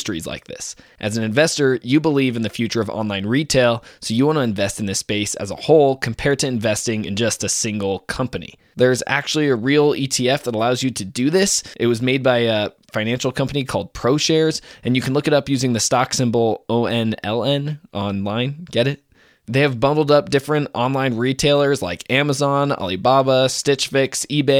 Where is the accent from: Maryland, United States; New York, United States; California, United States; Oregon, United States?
California, United States; Oakland; I'm from Oakland